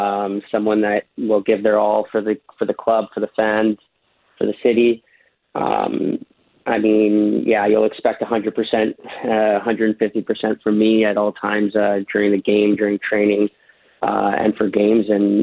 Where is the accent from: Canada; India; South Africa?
Canada; Yeah, honestly, I've never been so engaged in watching football matches than I was when I was watching Canada, and I felt very proud to be watching t